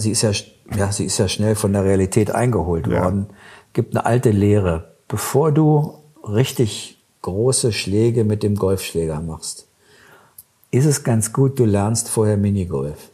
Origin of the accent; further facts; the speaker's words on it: Germany; wir als Deutsche